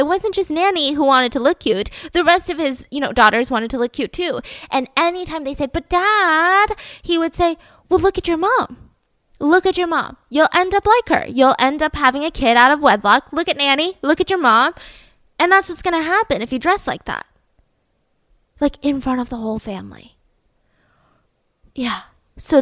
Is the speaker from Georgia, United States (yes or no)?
yes; Georgia, United States; moved away; I'm from Georgia